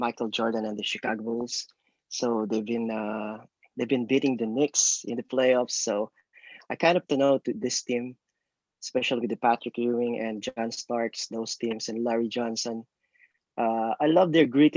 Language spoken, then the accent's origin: English; Philippines; moved away as an adult; now in Jersey City, United States; I grew up in the Philippines. It's a basketball crazy country in Asia.